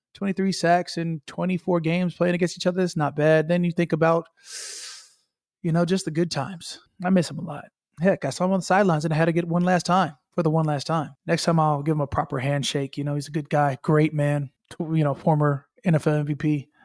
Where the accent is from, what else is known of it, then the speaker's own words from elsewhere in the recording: Minnesota, United States; now in New Orleans, United States; I was born in Minnesota